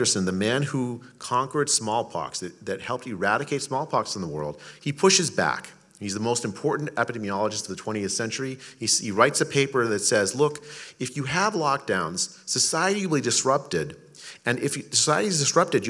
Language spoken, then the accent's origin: English; India; now in United States; I was born in India